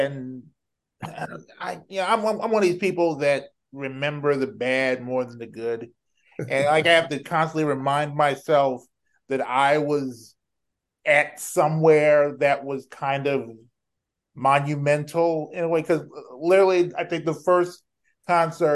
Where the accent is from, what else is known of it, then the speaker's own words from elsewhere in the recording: Houston, Texas, United States; growing up in Houston